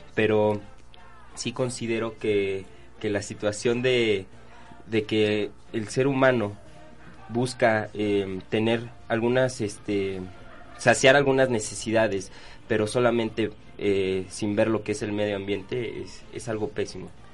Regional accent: Mexico City, Mexico; los que somos de la Ciudad de México

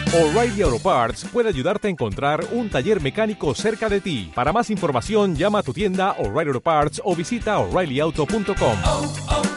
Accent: Colombia; Los colombianos somos distintos

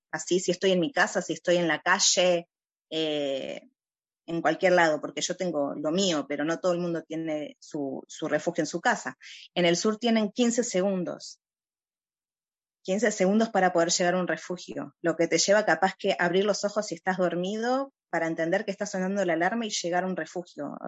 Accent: Uruguay; now in Ra'anana, Israel; yo nací en Uruguay

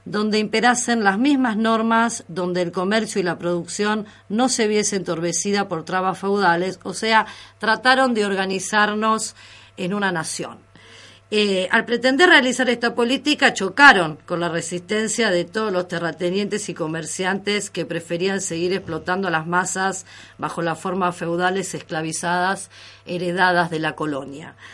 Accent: San Nicolás de los Arroyos, Buenos Aires Province, Argentina; San Nicolás, que es mi ciudad, yo soy de San Nicolás de los Arroyos, una ciudad que tiene eh, bastante valor histórico

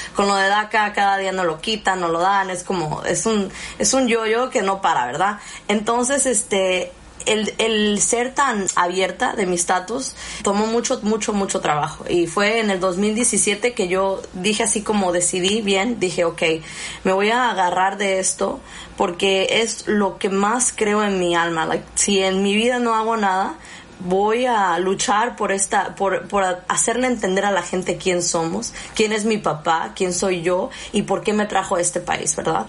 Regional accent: Napa Valley, California, United States; also born or lived in Arteaga, Michoacán, Mexico; crecí este indocumentada en el Valle de Napa

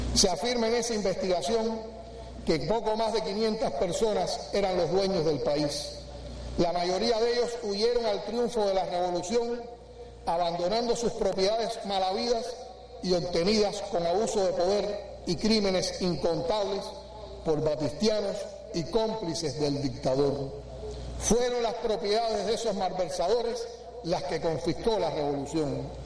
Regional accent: Cuba

